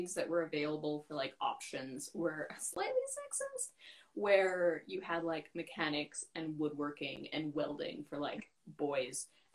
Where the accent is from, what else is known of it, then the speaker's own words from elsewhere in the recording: Fort McMurray, Alberta, Canada; also born or lived in London, United Kingdom / Vancouver, Canada; now in Victoria, Canada; I'm from Fort McMurray, Alberta